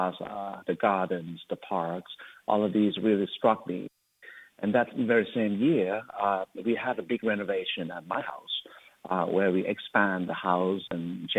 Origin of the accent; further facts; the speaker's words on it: Bangkok, Thailand; also born or lived in Tokyo, Japan / Osaka, Japan; now in United States; I was born in Bangkok, Thailand, and spent around 15 years for my education and training in Japan, in Tokyo and Osaka, and then have moved on to the America in 2004